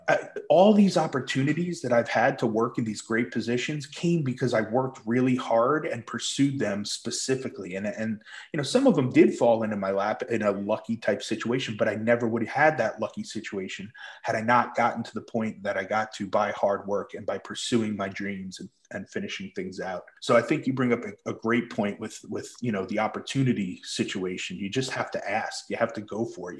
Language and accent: English; Islip, New York, United States; I grew up on Long Island, uh, Islip, New York